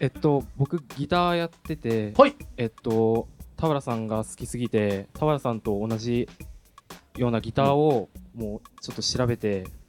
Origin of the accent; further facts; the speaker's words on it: Kobe, Hyogo, Japan; 僕ら神戸出身なのになぜか名古屋でレギュラー番組持ってるってね